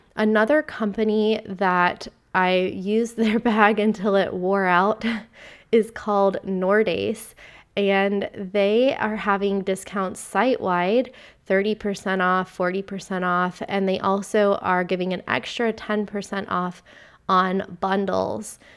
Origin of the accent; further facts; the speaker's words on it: Vero Beach, Florida, United States; moved away as an adult; also born or lived in United Kingdom / Amsterdam; I've just gotten back to my hometown and my home state of Florida, a town called Vero Beach, Florida